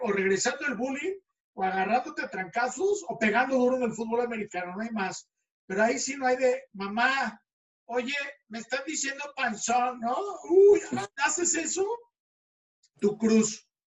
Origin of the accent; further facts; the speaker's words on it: Mexico City, Mexico; mi adolescencia fue en el DF